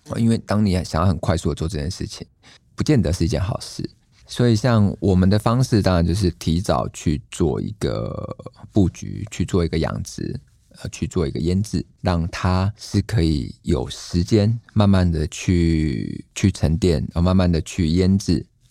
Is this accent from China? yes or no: no; Lukang, Changhua County, Taiwan; 像我们小时候在鹿港